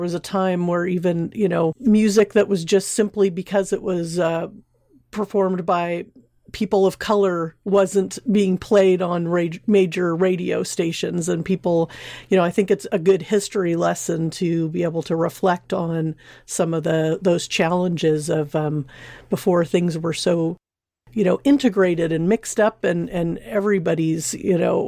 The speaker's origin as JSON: {"language": "English", "area": "Orange County", "region": "Southern California", "country": "United States", "tie": "born or raised there", "also_born_or_lived": "Sacramento, California", "said": "I grew up in Southern California, Orange County"}